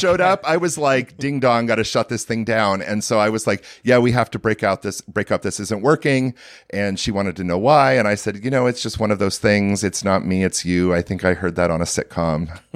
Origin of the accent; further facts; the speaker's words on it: near Portland, Oregon, a small town in Washington State, United States; I grew up in a small town in Washington State